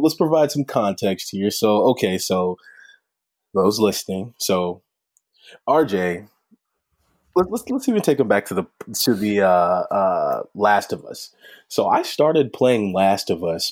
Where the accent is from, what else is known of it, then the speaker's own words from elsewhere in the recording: St. Louis, Missouri, United States; I'm from the Saint Louis area